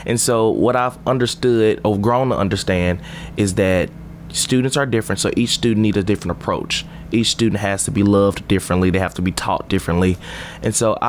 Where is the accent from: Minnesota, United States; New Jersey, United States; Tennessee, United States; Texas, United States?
Tennessee, United States; Memphis; moved away as an adult; now in Murfreesboro, United States; I'm from Memphis. I'm West Tennessee.